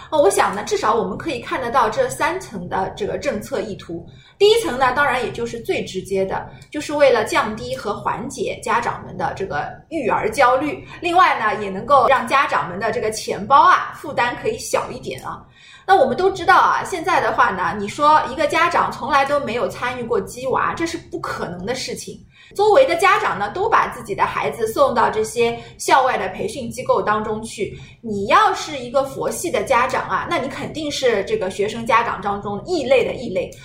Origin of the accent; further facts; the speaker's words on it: China; 我们中国人